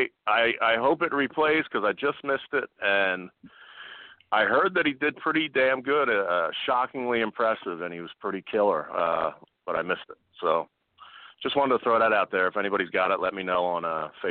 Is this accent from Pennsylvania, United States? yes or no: yes; suburban Philadelphia area, Pennsylvania, United States; I'm from Philadelphia area. I was ready to just say Philadelphia, but I am suburban Philadelphia area.